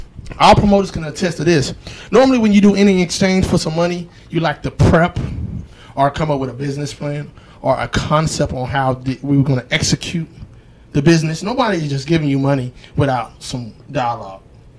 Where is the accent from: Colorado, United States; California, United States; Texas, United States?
Texas, United States; Dallas; now in Houston, United States; I came from Dallas. You know what I mean? And it was a tough, hard, ghetto-ass existence before I came to Houston, man.